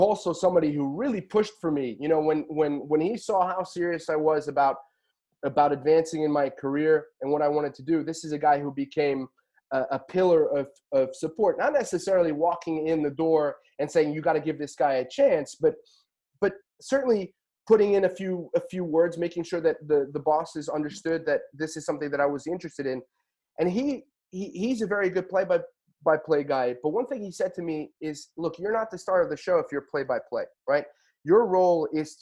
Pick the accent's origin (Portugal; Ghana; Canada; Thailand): Portugal; now in United States; I was born and raised in Portugal.